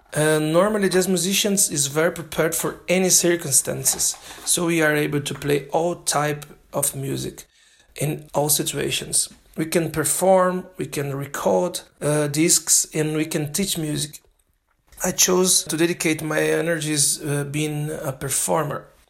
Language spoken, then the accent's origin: English; Brazil; English is a second language; moved away as an adult; also born or lived in Italy; now in United Kingdom; I'm from Brazil